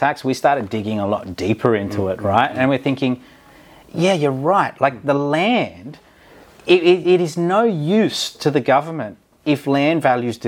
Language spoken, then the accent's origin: English; Central Coast, Kariong, New South Wales, Australia; where we grew up on the Central Coast, Carrion